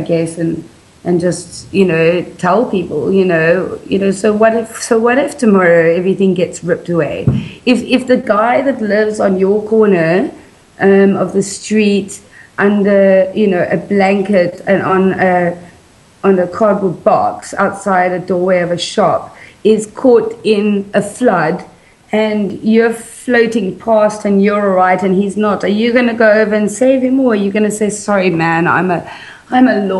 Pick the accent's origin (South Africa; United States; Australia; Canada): South Africa; also born or lived in United Kingdom; growing up in South Africa